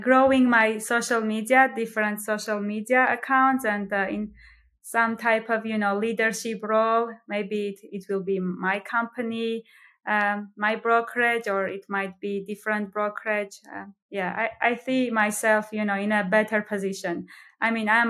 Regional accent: Armenia; moved away as an adult; now in Greenville, United States; I'm from Armenia

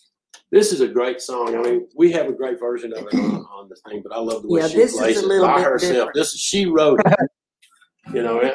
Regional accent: Nashville, Tennessee, United States; I mean, she and I, we grew up in Nashville's music industry

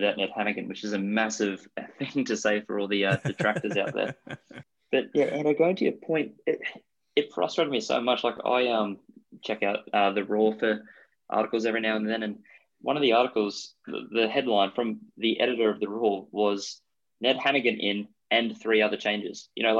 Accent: Queensland, Australia; I am from Queensland.

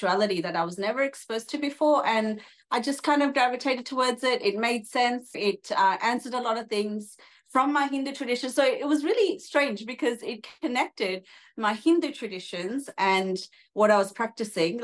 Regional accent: Australia; also born or lived in Sydney, Australia; I'm Australian, so I live in Sydney, Australia, and have an Indian background. And I was raised in a very Indian way, but I never connected to my roots.

